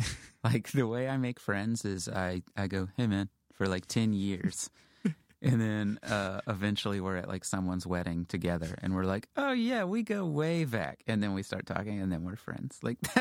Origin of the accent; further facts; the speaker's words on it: Houston, Texas, United States; Yeah, I grew up in Houston.